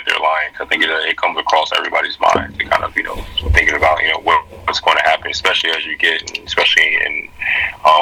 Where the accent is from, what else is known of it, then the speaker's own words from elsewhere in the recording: Sicklerville, New Jersey, United States; moved away; give back to my hometown, give back to my community